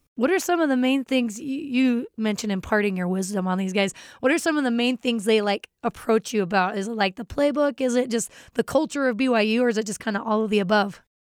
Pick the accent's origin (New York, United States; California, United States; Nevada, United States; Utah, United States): Utah, United States; Pleasant Grove; my hometown of Pleasant Grove, Utah